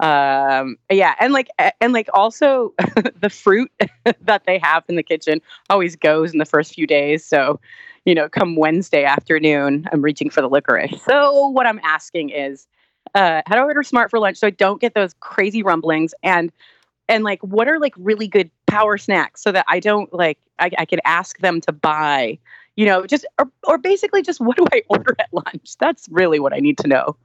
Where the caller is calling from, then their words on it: Los Angeles, California, United States; I'm calling from Los Angeles.